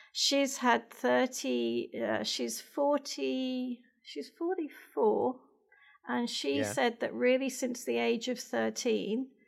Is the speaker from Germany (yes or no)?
no; near Birmingham, West Midlands, United Kingdom; now in Australia; I was born in England. I've got one older sister. So I'm the youngest of two. So near Birmingham, right in the middle, right slap bang in the middle